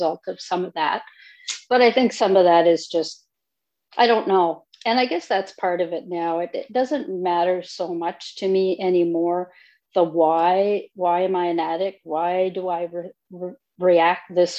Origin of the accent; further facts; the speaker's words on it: Northern Ontario, Canada; I'm originally from Northern Ontario